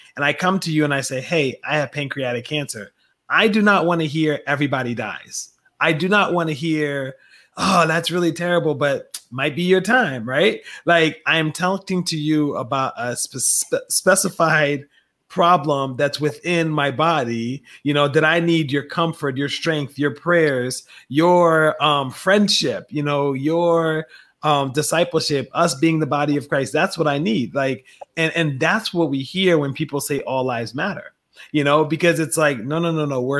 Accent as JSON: {"language": "English", "town": "Philadelphia", "region": "Pennsylvania", "country": "United States", "tie": "born or raised there", "also_born_or_lived": "Liberia", "said": "I grew up with in Southwest Philadelphia"}